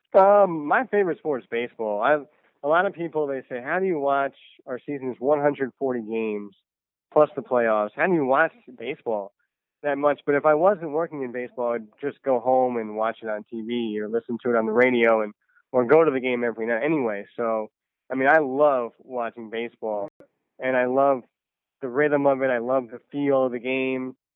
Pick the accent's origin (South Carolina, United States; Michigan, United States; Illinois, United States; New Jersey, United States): New Jersey, United States; Me and my dad would listen to the Mets on the radio all the time growing up in New Jersey